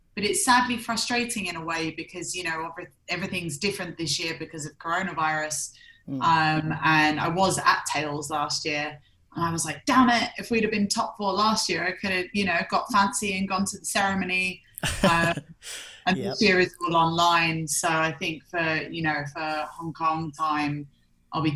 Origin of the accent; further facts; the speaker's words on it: London, United Kingdom; moved away as an adult; I'm originally from London and I left the UK at around 23.